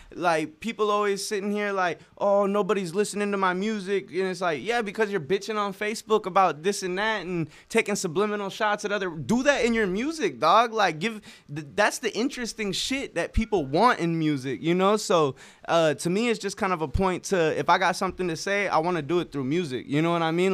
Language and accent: English; Norfolk, Nebraska, United States; my hometown, uh, Norfolk